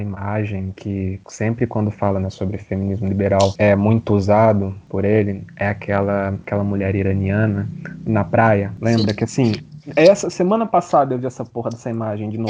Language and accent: Portuguese; Brazil; a gente, sendo latino-americano, sendo brasileiro